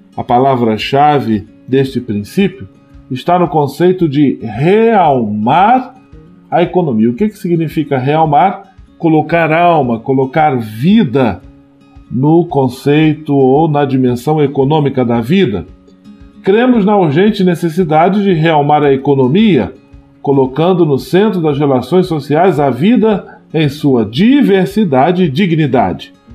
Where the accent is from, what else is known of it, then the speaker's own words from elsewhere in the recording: Brazil; É uma realidade que nos provoca enquanto brasileiros